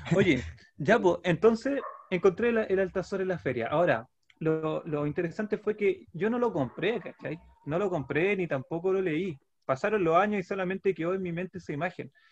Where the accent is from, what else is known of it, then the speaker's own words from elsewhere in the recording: Santiago, Santiago Metropolitan Region, Chile; now in San Antonio, Chile; nací, en, San Miguel, en La Victoria, la población de La Victoria